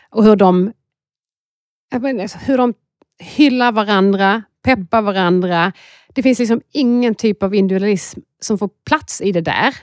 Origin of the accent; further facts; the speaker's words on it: Skåne, Sweden; accent: Scanian; moved away as an adult; now in Stockholm, Sweden; man hör att jag är en skåning